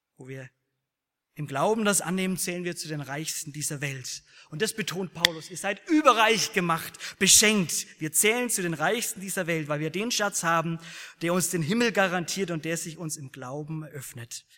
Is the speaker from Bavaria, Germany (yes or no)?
yes; Bavaria, Germany; Ich komme aus Bayern